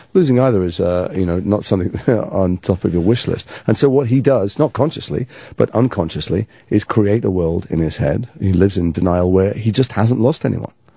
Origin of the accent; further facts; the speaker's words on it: Liverpool, North West England, United Kingdom; accent: northern; moved away; I'm from Liverpool originally, and so that was my natural accent